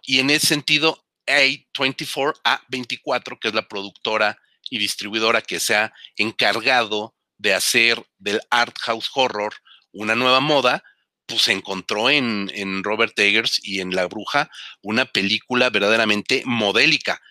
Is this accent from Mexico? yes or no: yes; Mexico; nosotros como mexicanos aquí viviendo en, la ciudad más grande del mundo